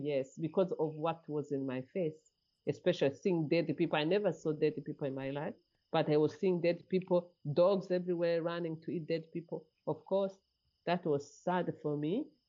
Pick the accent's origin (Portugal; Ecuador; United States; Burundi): Burundi; moved away as an adult; I was born in Burundi. As a refugee, my parents left Rwanda in the conflict of 1959. And then I left Burundi in 1994, just 1 week after the genocide had started in Rwanda.